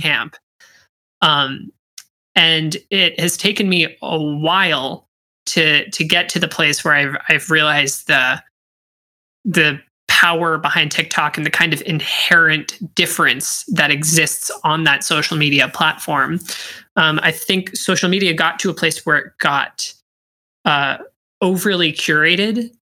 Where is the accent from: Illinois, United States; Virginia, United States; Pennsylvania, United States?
Pennsylvania, United States; Pittsburgh; first language English; also born or lived in Wollongong, Australia / Syracuse; I was born in Wollongong, Australia, and then moved here to uh, the United States at the age of six and was promptly put in English as a second language classes, although English was my first language. Um, and eh, I was so I was raised in Pittsburgh.